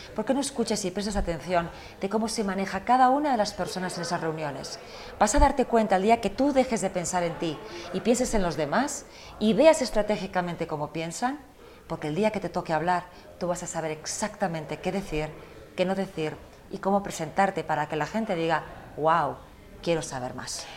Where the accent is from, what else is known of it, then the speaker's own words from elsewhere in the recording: United States; also born or lived in Spain; yo nací en España, pero crecí en Estados Unidos